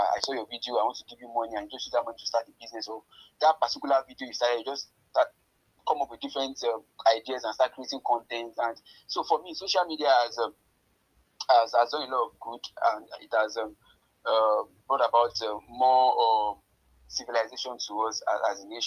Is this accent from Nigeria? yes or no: yes; Ayete, Oyo, Nigeria; I'm from Ayete, to be precise. My dad is from Ayete, my mom is from Ikiri